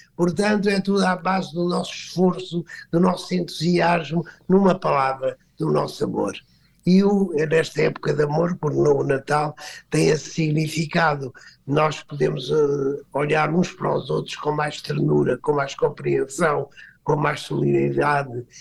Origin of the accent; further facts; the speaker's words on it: Aldeia Nova de São Bento, Alentejo, Portugal; sou alentejano, nasci numa pequena aldeia, que é a Aldeia Nova de São Bento